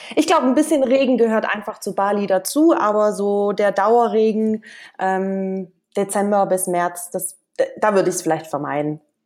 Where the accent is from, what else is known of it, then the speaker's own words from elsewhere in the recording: Stuttgart, Baden-Württemberg, Germany; moved away as an adult; aus Deutschland bin ich aus Stuttgart und da habe ich eigentlich die letzten Jahre gelebt